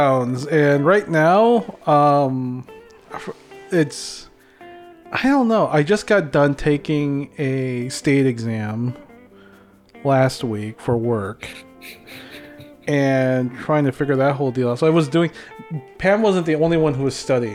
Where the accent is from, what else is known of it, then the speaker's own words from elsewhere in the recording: Philippines; accent: Filipino; moved away; my Filipino accent